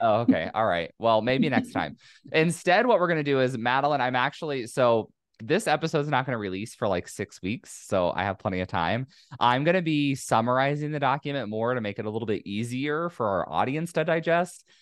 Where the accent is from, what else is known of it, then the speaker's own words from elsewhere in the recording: California, United States; it's my home state